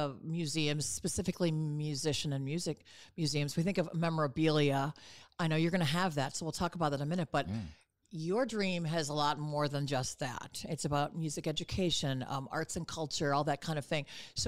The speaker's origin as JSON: {"language": "English", "region": "Illinois", "country": "United States", "said": "Did you know … is from Illinois? I'm from Illinois."}